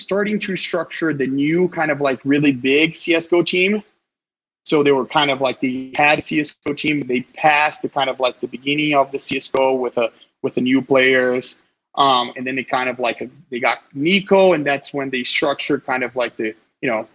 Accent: Brazil; moved away; I'm from Brazil originally

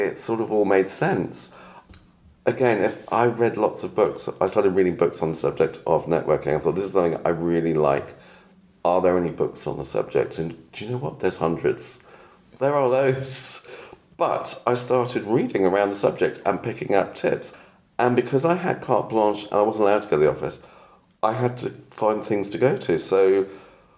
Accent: Cornwall, South West England, United Kingdom; moved away as an adult; also born or lived in London; And the reason I ended up in Cornwall, where I am from, I was born here. I am from Cornwall.

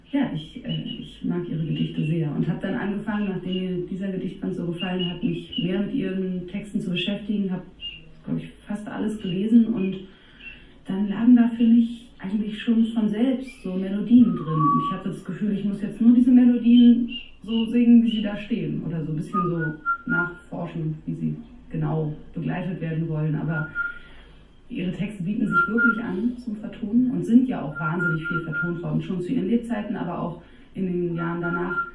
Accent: Berlin, Germany; Meine Eltern stammen aus Niedersachsen und ich bin in Berlin aufgewachsen, kann so ein bisschen Berliner, wenn ich das richtige Umfeld habe, aber habe sozusagen leider nicht von Hause aus gelernt.

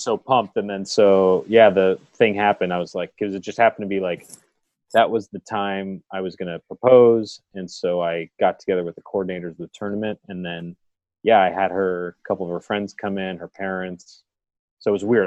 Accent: California, United States; we're from California

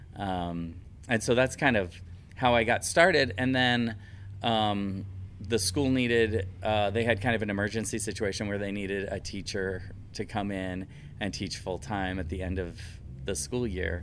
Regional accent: Philadelphia, Pennsylvania, United States; moved away as an adult; also born or lived in Chicagoland, Illinois / Mexico; now in Chicagoland area, United States; I'm originally from Philadelphia.

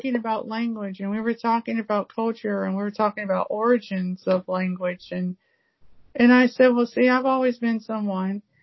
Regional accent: United States; being African American

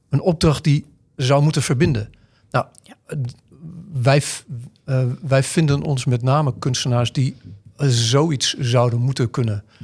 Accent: Deventer, Overijssel, Netherlands; Wij komen uit Deventer, daar, daar, zijn niet heel veel gekleurde mensen. We hebben een grote Turks en Koerdisch gemeenschap, waar we veel meer mee hebben.

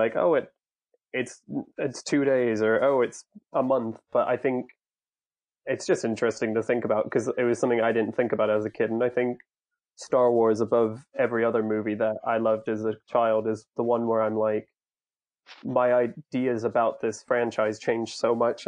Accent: Florida, United States; growing up in Florida, we had our fair share of snakes

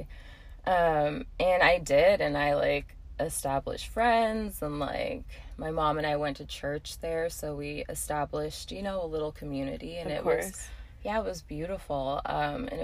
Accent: New England, United States; born or raised there; also born or lived in Cape Town, South Africa / New Hampshire; now in Seattle, United States

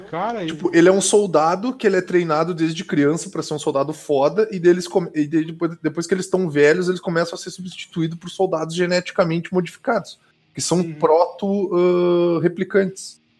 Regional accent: Brazil; eu sou brasileiro

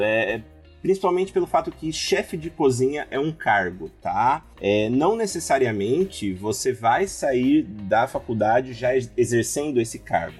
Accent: interior of São Paulo, Brazil; eu sou do interior de São Paulo

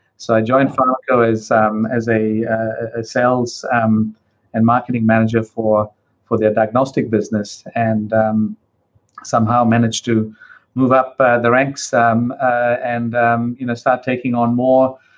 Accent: Perth, Western Australia, Australia; now in New Zealand; I'm a migrant to New Zealand. I came to New Zealand back in 1988 from Perth in Western Australia. So I came from Perth to Wellington.

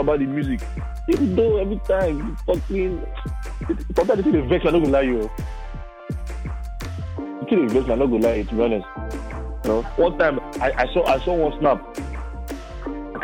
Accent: Nigeria; I grew up in Nigeria. I grew up on Nigerian music.

